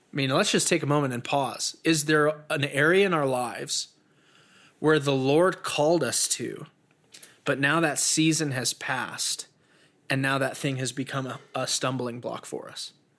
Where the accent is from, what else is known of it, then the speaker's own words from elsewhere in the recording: Peyton, Colorado, United States; growing up in Peyton, we'd always chase deer out of the yard